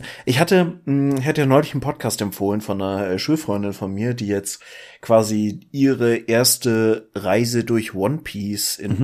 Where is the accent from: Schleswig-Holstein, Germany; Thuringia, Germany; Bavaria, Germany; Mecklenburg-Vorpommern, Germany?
Schleswig-Holstein, Germany; entgegen aller Erwartungen, wenn man sich meine sonstige Familie anguckt, bin ich in Schleswig-Holstein geboren